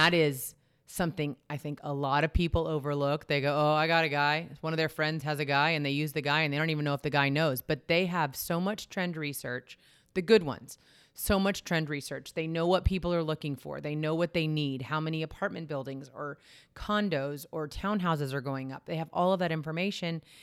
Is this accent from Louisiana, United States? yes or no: no; Texas, United States; I grew up in Texas